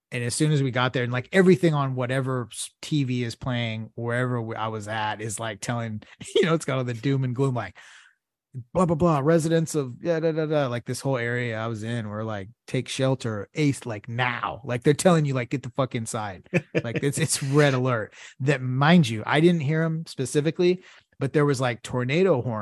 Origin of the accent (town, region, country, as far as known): Houston, Texas, United States